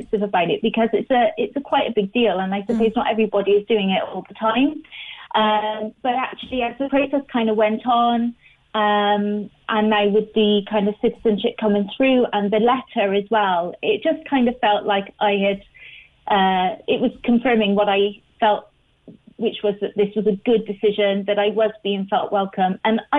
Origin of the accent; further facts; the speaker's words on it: Bristol, South West England, United Kingdom; now in Ireland; after living here for 16 years, when I talk about home, I'm now referring to Ireland and not where I'm from, which is Bristol in the UK. And, you know, I live here. My husband is from here. I have a home here.